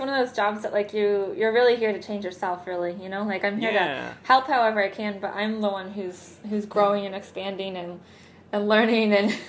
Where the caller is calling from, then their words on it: Barranquilla, Atlántico, Colombia; Technically, I live in Puerto Colombia, but today I'm Skyping in from Barranquilla.